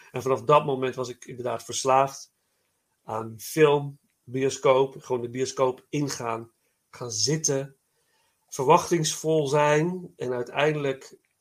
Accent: Nijmegen, Gelderland, Netherlands; moved away; ik kom uit Nijmegen oorspronkelijk

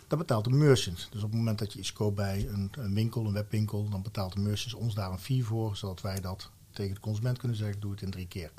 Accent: Valkenswaard, North Brabant, Netherlands; also born or lived in Mierlo; een Brabander van oorsprong, Valkenswaard, geboren in Mierlo. Dus echt opgevoed met carnaval

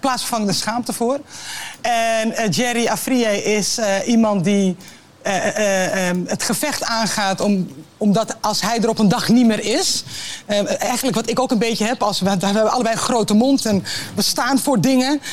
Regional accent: Netherlands; zijn wij Nederlanders

